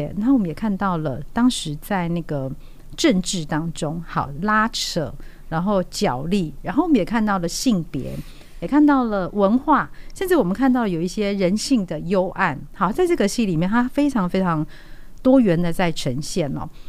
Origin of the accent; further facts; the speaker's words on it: Tianwei, Changhua County, Taiwan; 那我是来自彰化田尾，好，那彰化田尾，我想它相当有名，就是公路花园嘛，嗯，所以我从小就生长在那个花丛当中。